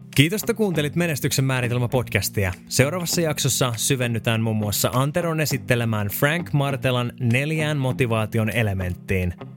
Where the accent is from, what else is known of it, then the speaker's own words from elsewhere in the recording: Finland; moved away as an adult; also born or lived in Australia; Ja sitten mä tulin tänne Suomeen takaisin.